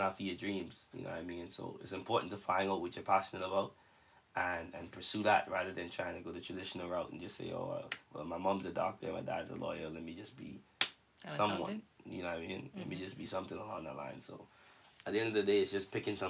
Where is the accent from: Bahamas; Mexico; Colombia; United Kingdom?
Bahamas; I'm from the Bahamas.